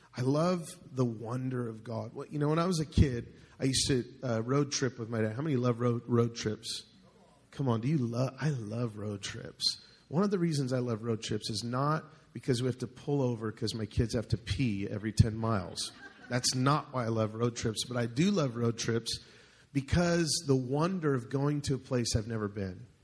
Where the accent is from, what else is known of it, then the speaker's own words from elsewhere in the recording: United States; as Western Christians, especially as American Christians